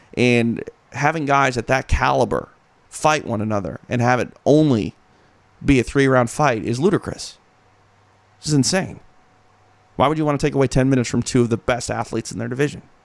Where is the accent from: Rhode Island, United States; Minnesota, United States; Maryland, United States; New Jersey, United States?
Minnesota, United States; I'm from Minnesota